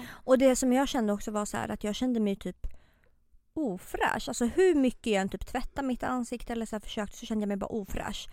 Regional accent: Botkyrka, Stockholm County, Sweden; now in Stockholm, Sweden; jag är uppväxt i Botkyrka.

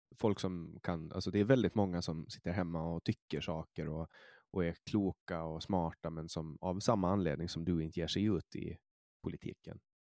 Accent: Åland Islands; also born or lived in Stockholm, Sweden; jag är från Åland och här är ju, vi pratar ju svenska

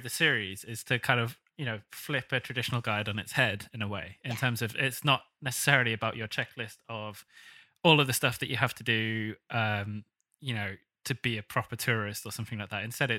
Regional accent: United Kingdom; going to New York as a Brit

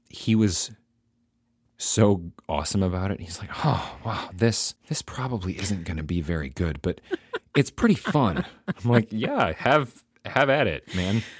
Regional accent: United States; the American in Amsterdam

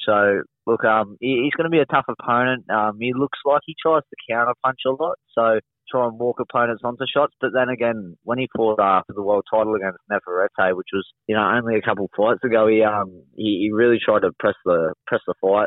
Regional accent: Wollongong, New South Wales, Australia; down in Wollongong, down my hometown

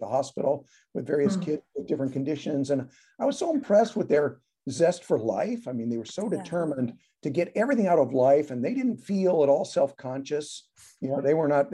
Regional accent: Omaha, Nebraska, United States; now in Chicago, United States; I grew up in Nebraska. Yeah, in Omaha.

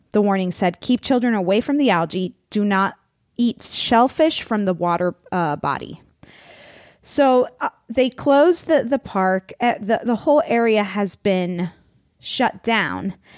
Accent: Florida, United States; now in California, United States; I come from Florida

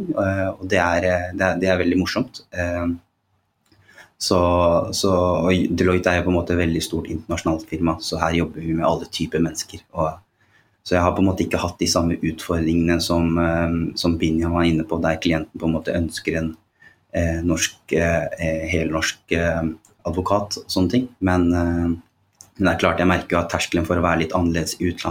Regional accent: Oslo, Norway; jeg vokste opp på Holmlia.

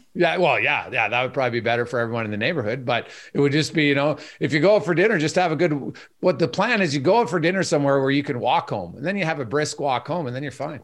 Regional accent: Canada; I'm Canadian

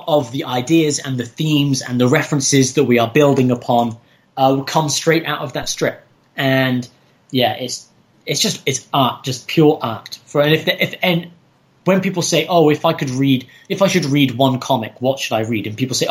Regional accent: Somerset, South West England, United Kingdom; moved away as an adult; also born or lived in China / Hong Kong; now in Moscow, Russia; I grew up in Somerset

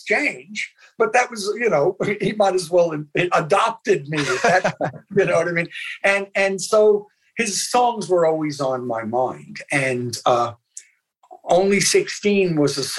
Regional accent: Union City, New Jersey, United States; I grew up in Union City, New Jersey, which is just across the river from Manhattan

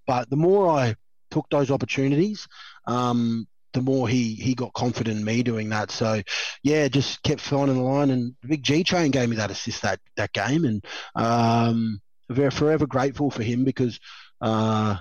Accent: Queensland, Australia; being a Queenslander

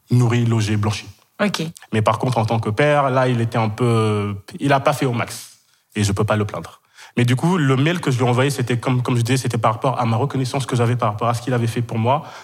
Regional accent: Kenya; moved away as an adult; also born or lived in Senegal; now in France; je suis sénégalais d'origine, j'ai grandi 12 ans au Kenya, j'ai fait toute, toute ma scolarité là-bas dans un lycée français, et du coup, ben, après, directement après le bac, je suis arrivé en France.

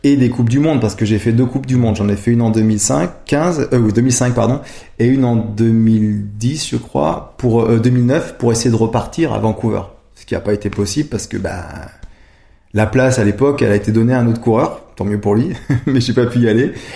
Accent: Savoie, Modane, then Albertville, Auvergne-Rhône-Alpes, France; now in Grenoble, France; j'ai vécu toujours dans la montagne. Donc j'ai vécu euh, quand j'étais jeune euh, en Savoie, à Modane, ensuite à Albertville

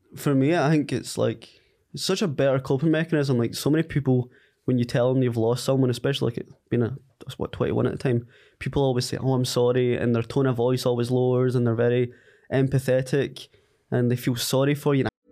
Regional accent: Ayrshire, Scotland, United Kingdom; moved away as an adult; now in Glasgow, United Kingdom; I had just moved from Ayrshire, where I'm from, to Glasgow

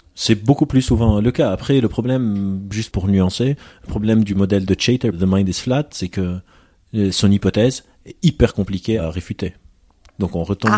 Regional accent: Lebanon; moved away; J'ai grandi au Liban, en, guerre

